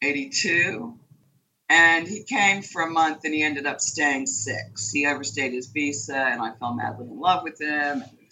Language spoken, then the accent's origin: English; United States; first language English; moved away as an adult; now in Hong Kong; as an American, I had no right to land.